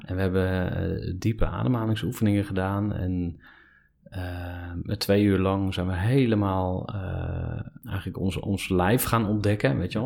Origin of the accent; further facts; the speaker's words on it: Kampen, Overijssel, Netherlands; also born or lived in Enschede; toen ik vier was, eh, zijn we verhuisd naar Kampen